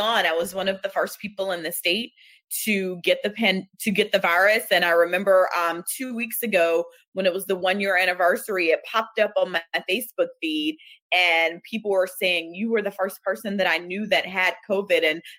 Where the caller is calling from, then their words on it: Atlanta, Georgia, United States; I am joining you from Atlanta, Georgia, in my home office